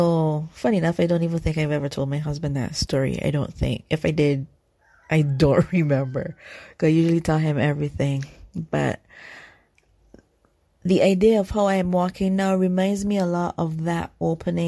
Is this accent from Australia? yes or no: no; Barbados; I'm from Barbados, so we're the originators of sugar and rum.